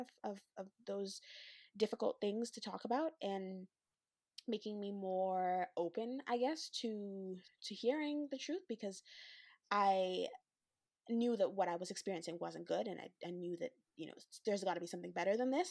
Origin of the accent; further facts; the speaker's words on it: Western Canada, Canada; the Western black, Western Canadian perspective